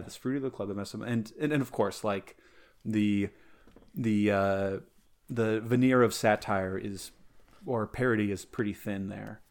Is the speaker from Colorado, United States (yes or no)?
yes; Colorado, United States; growing up in Colorado, eh, it's, it's adjacent to Utah